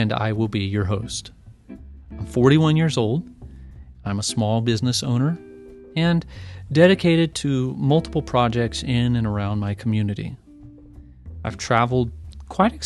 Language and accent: English; United States; my pride in being an American